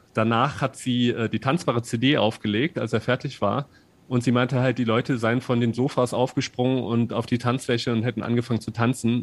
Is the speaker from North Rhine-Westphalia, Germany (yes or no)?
no; Saarland, Germany; unten im Saarland, wo ich herkomme